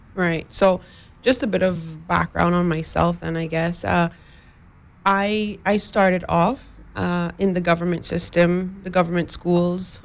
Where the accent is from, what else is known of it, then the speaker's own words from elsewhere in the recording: West Bay, Cayman Islands; I live in West Bay, I'm from West Bay